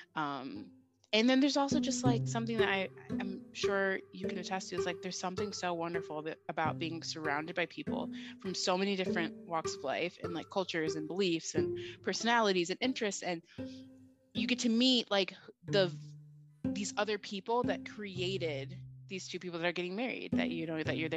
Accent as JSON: {"language": "English", "area": "Finger Lakes region", "region": "upstate New York", "country": "United States", "tie": "born or raised there", "said": "I'm from the Finger Lakes region of upstate New York, which is wine country of New York"}